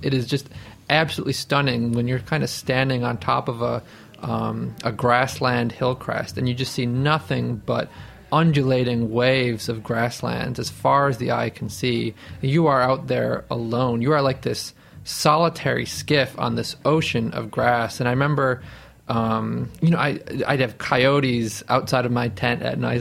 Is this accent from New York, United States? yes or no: yes; Niagara Falls, New York, United States; I grew up in Niagara Falls, New York